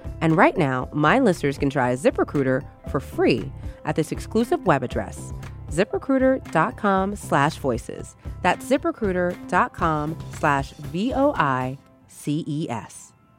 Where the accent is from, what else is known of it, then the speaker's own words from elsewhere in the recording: New York, United States; And being a New Yorker, it's absolutely amazing to have the ability to see Spider-Man go through Manhattan.